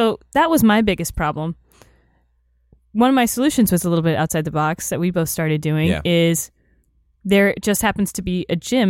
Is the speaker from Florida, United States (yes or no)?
yes; Florida, United States; now in Los Angeles, United States; I'm from Florida.